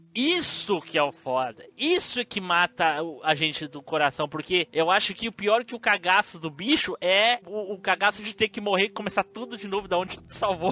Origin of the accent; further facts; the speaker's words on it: South Region, Brazil; accent: sulista; meu sotaque sulista.